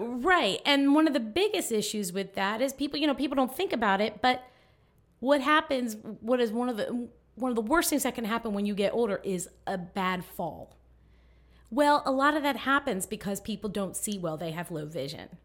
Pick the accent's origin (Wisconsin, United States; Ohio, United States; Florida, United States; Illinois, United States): Florida, United States; Miami; now in Tallahassee, United States; I grew up in Miami, loved it down there, beautiful